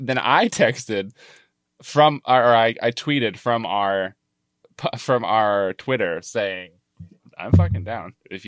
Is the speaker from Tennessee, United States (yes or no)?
no; Arkansas, United States; I am from Arkansas, but not. I wasn't born there, so.